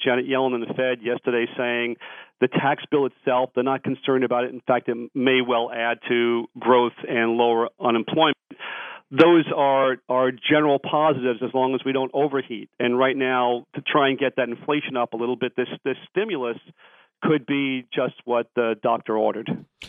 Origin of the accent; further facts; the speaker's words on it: New York, United States; I'm from New York. I'm a New York taxpayer